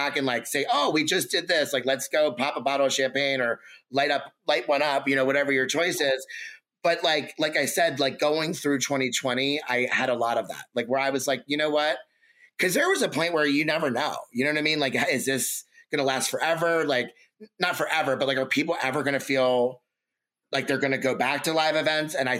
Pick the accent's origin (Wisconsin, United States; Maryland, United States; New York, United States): Maryland, United States; Baltimore; Baltimore born, raised from Baltimore